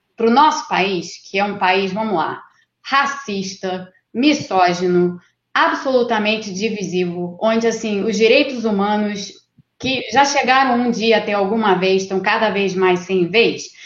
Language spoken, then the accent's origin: Portuguese; Rio de Janeiro, Brazil; eu sou do Rio de Janeiro